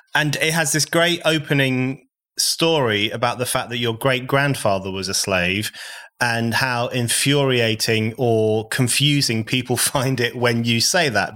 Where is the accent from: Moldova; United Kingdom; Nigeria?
United Kingdom; I was born in the U K, unlike you. My parents are foreigners, but I'm British born.